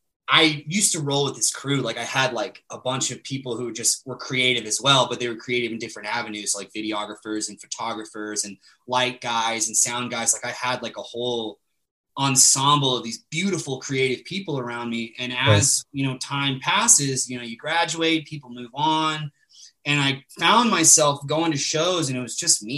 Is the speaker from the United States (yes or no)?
yes; San Antonio, Texas, Birmingham, Alabama, the South, United States; I'm a Southern man. Like I grew up in the South.